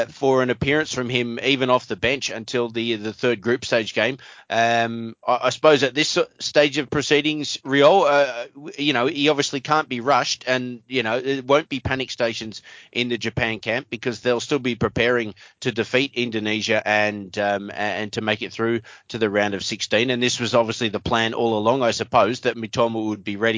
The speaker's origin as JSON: {"language": "English", "country": "Australia", "said": "as an Australian"}